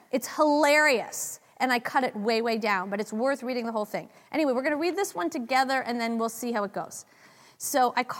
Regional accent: San Francisco, California, United States; I'm from San Francisco

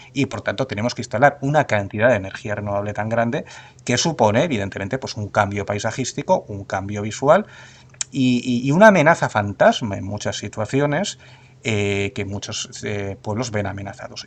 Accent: Spain; tenemos eh, como españoles y como europeos

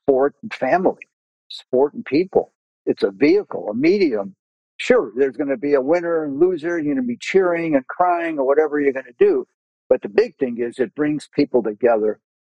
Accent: Ohio, United States; as a kid growing up in Ohio

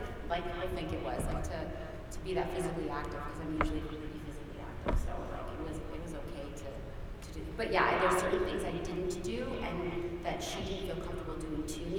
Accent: Canada; also born or lived in England; I've never experienced that cold in my life, and I am Canadian. I lived in England, like, my life

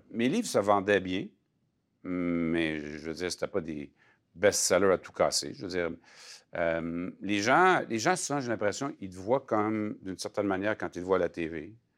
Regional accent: Alma, Quebec, Canada; je suis né à Alma

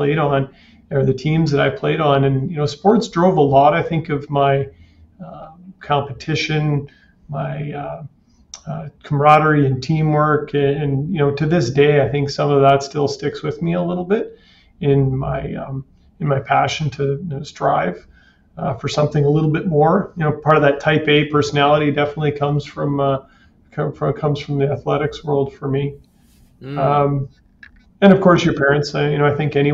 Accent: Kitimat, British Columbia, Canada; now in Kelowna, Canada; I grew up in a small town called Kitimat that had a little less than 10,000 people, an industry town.

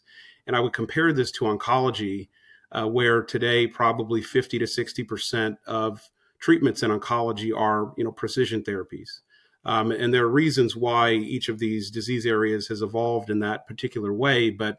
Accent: Los Angeles, California, United States; Well, so I'm originally from the West Coast, from Los Angeles. I went to college on the East Coast

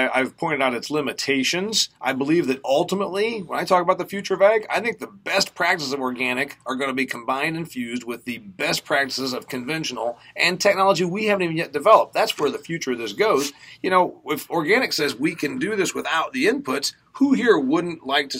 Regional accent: Midwest, United States; As a Midwesterner from a corn and soybean state

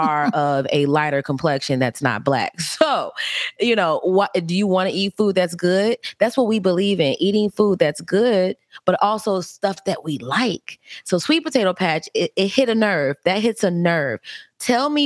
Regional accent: Gary, Indiana, United States; I grew up in Gary

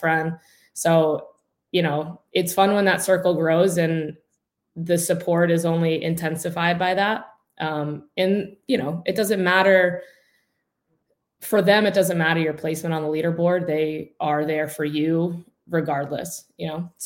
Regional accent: Pennsylvania, United States; I'm from Pennsylvania. I live in, it's called the town Oliphant, but it's in Wilkes-Barre Scranton area

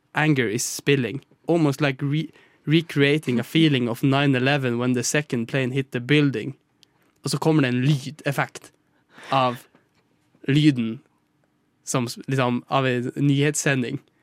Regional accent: Northern Norway, Norway; vi i Nord-Norge

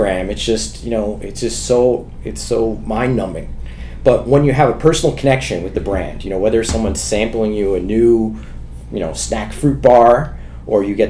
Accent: New York City, New York, United States; I grew up in New York City in the 80s and 90s

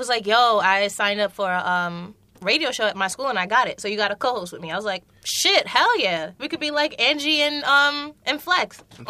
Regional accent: New York City, New York, United States; I'm from Brooklyn.

